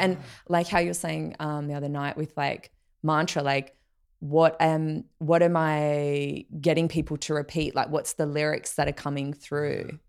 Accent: Australia; growing up in Australia

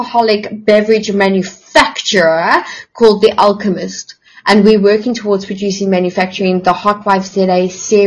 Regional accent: South Africa; I, as a South African

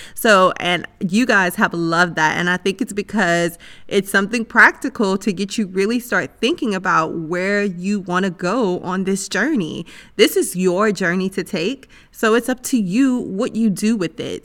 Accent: United States; That's my home country

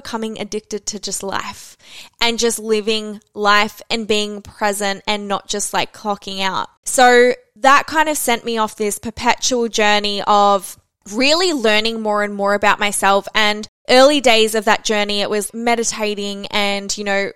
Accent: Melbourne, Victoria, Australia; I'm also from Melbourne

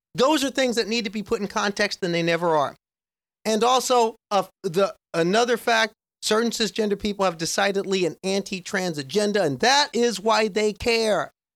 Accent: Nebraska, United States; I grew up in Nebraska

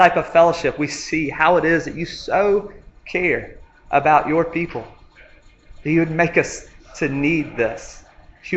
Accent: a little town in North Alabama, United States; moved away as an adult; now in Montgomery, United States; I'm from a little town in North Alabama called Aniana

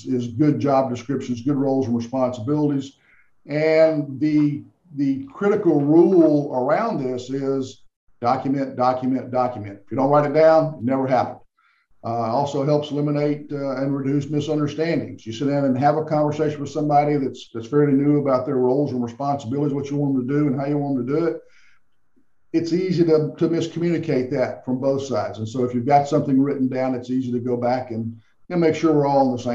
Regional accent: the South, United States; I'm from the South

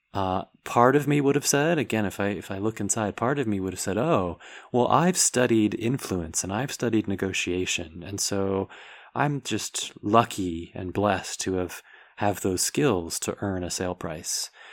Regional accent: United States; myself being American, white, male, heterosexual

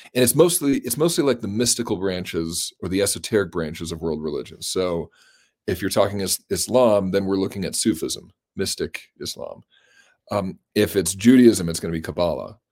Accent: Colorado, United States; I grew up in Colorado

